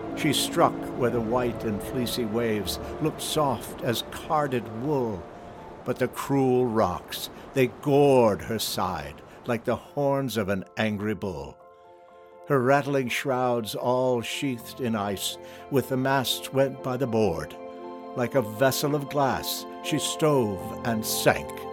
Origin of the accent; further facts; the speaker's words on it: Michigan, United States; also born or lived in New York; I grew up boating on the lakes of Michigan